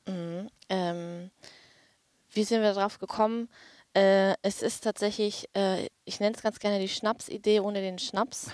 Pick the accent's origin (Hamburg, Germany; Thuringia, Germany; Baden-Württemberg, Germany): Hamburg, Germany; now in Berlin, Germany; aktuell wohne ich in Berlin, äh, habe aber meine Wurzeln in Hamburg